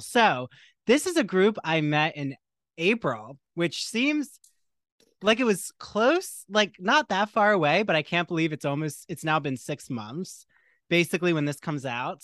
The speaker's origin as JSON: {"language": "English", "town": "Port Jefferson", "region": "New York", "country": "United States", "tie": "born or raised there", "said": "Port Jefferson in my hometown here"}